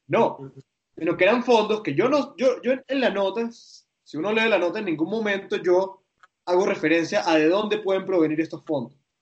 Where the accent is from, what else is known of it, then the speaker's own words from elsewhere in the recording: Venezuela; soy periodista, tengo una responsabilidad con el oficio, pero soy venezolano